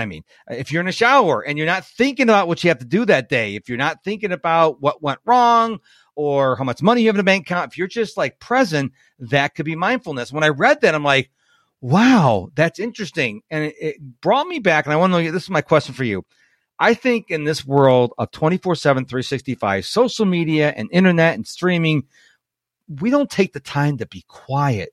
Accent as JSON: {"language": "English", "town": "Rochester", "region": "New York", "country": "United States", "tie": "born or raised there", "moved": "yes", "lives_now": "Houston, United States", "said": "I'm in Houston and uh, I grew up in Rochester, New York"}